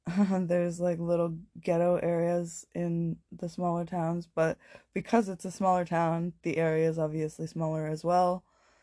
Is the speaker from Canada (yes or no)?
yes; Toronto, Ontario, Canada; when I was growing up in St. Jamestown, I lived, this was many, many years ago, so I can say that I lived in 200 Wellesley, in Toronto.